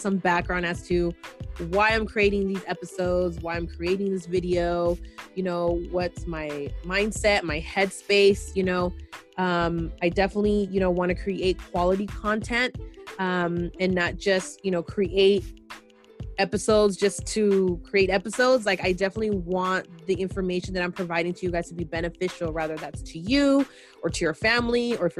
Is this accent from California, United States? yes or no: yes; San Francisco, California, United States; me growing up in San Francisco and being a Latina